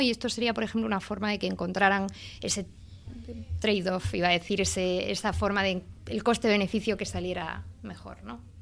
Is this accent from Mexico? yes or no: no; Andalusia, Spain; yo soy de Andalucía